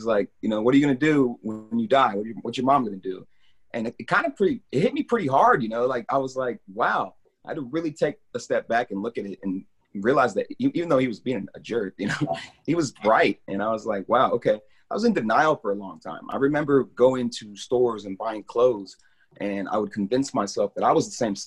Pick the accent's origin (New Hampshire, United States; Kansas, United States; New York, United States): Kansas, United States; Lawrence; also born or lived in Topeka, Kansas / Lenexa, Kansas; I pretty much grew up here my whole life. I was born in Kansas City, Missouri, and moved to Topeka briefly. But I've been in Lawrence since I was about 8 years old, off and on